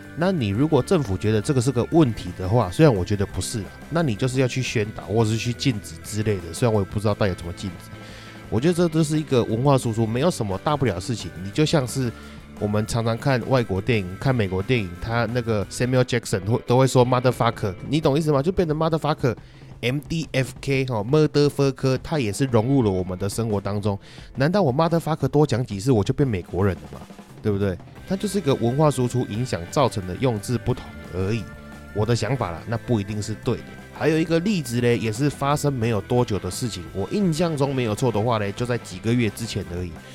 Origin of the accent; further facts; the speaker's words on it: Taiwan; 我身为台湾人